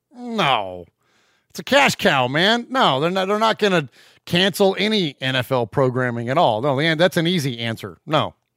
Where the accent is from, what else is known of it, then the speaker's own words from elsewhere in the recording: San Jose, California, United States; also born or lived in Middle Tennessee; now in Nashville area, Tennessee, United States; I'm originally from the Bay Area. I'm from San Jose, California. Born and raised in, uh, have since relocated to Middle Tennessee